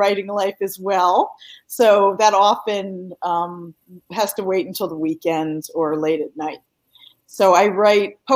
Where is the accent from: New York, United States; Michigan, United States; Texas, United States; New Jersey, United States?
New Jersey, United States; moved away as an adult; also born or lived in Southern California / Pennsylvania; now in North Carolina, United States; I have lived in North Carolina for 24 years now, but my accent will give me away sometimes. So, you'll probably figure out by the end of this show that I grew up in New Jersey